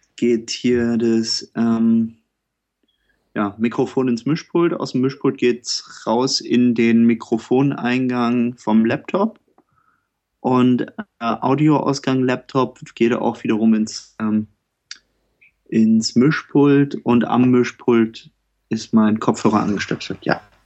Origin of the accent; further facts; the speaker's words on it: Düsseldorf, North Rhine-Westphalia, Germany; moved away as an adult; now in Berlin, Germany; ich bin kein Düsseldorfer mehr. Nach zehn Jahren in Berlin